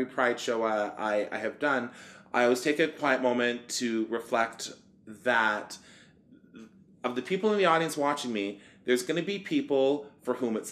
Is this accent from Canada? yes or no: yes; Canada; we're visiting from Canada